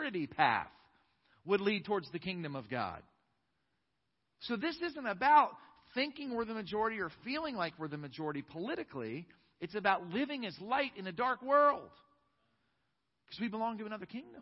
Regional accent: United States; I am an American

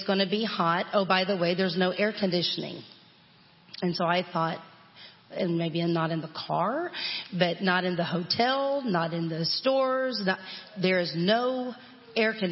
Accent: Texas, United States; born and raised in Texas

